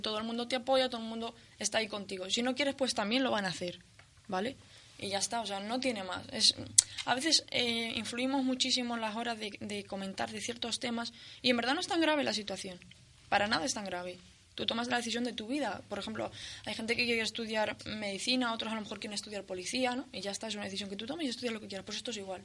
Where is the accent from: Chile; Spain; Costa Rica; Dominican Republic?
Spain; yo creo que no dejo de ser lo que soy española